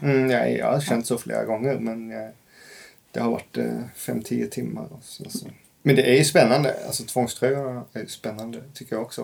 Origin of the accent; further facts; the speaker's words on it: rural Scania, Skåne, Sweden; Jag kommer från skånska landsbygden